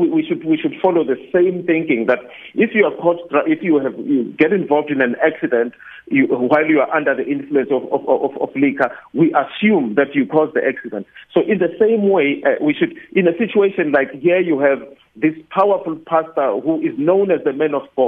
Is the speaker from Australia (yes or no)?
no; South Africa; as a South African, as someone who lives in a country where there is a rape culture